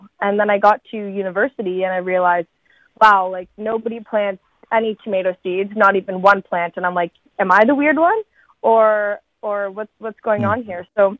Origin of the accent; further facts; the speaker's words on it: North Bay, Ontario, Canada; I think it all really started growing up in Northern Ontario, in North Bay.